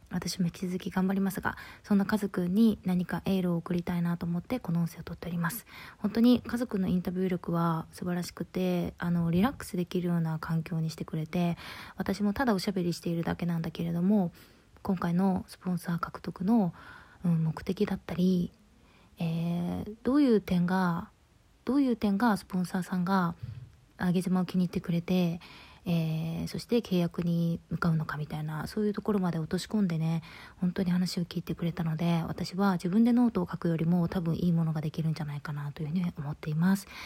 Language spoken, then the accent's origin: Japanese; Tokyo, Japan; moved away; 単身で東京に来ております